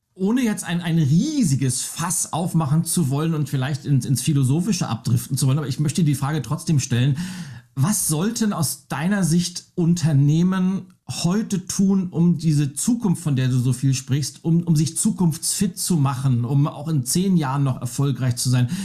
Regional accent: Lübeck, Schleswig-Holstein, Germany; ich bin ja in, in Lübeck aufgewachsen

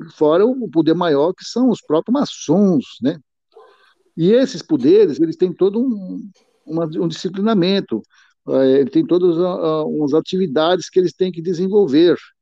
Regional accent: Piauí, Brazil; now in Olímpia, Brazil; embora eu não seja original de Olímpia, eu sou do Piauí

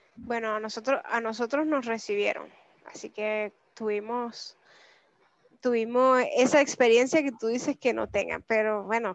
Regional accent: Venezuela; moved away as an adult; now in Santiago, Chile; nosotros los venezolanos

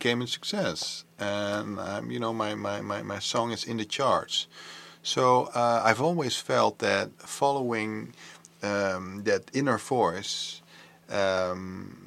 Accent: Antwerp, Flanders, Belgium; now in Netherlands; I was born and raised in Antwerp

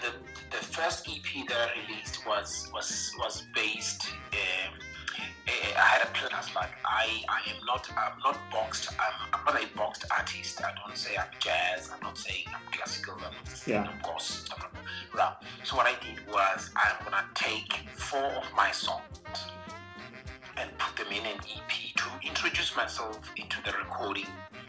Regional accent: Mauke, Cook Islands; And the song that celebrates my hometown, where I come from, Mauke.

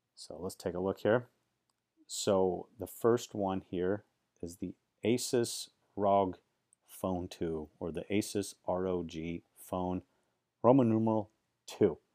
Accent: Silicon Valley, California, United States; I grew up in Silicon Valley

